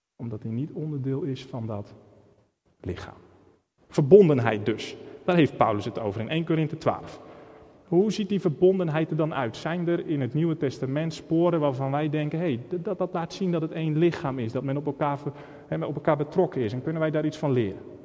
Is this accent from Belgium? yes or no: no; Netherlands; Ik ben opgegroeid in Holland